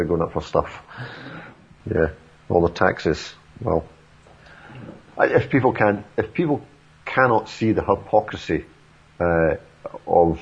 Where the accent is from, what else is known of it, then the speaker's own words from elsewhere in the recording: Scotland, United Kingdom; moved away; I'm Scottish